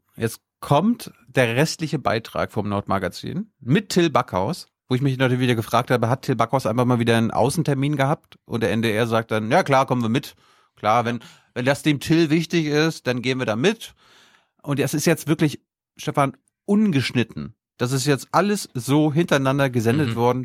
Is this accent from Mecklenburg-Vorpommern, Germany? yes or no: yes; Mecklenburg-Vorpommern, Germany; moved away; in meiner Heimat